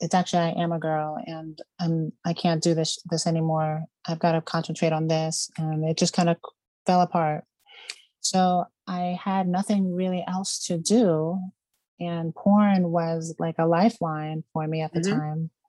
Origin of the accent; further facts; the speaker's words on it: Reston, Virginia, United States; now in Las Vegas, United States; I'm from Reston, Virginia, originally. It's a suburb of DC.